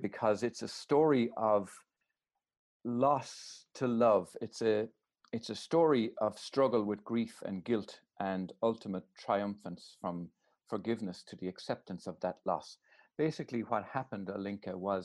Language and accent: English; Ireland; I was brought up in Holy Catholic Ireland